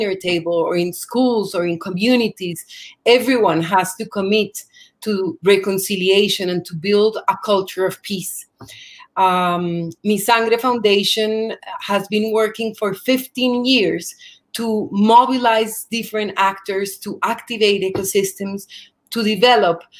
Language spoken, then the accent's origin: English; Colombia; my experience of growing up in Colombia